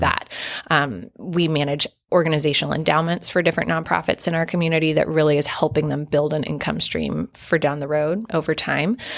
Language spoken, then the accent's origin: English; South Carolina, United States; moved away; my mom still does lead a private foundation in my hometown in South Carolina